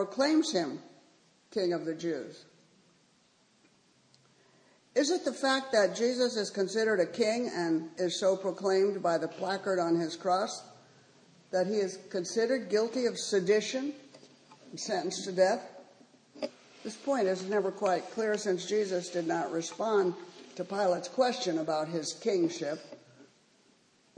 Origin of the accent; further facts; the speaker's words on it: United States; we as American Christians